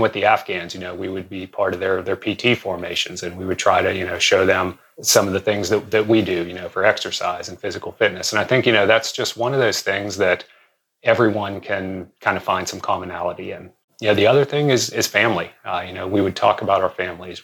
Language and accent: English; Western Pennsylvania, United States; I grew up around around Western Pennsylvania